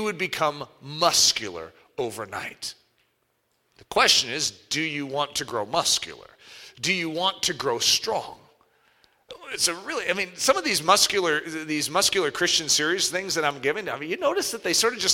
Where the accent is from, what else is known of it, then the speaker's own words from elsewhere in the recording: United States; as Americans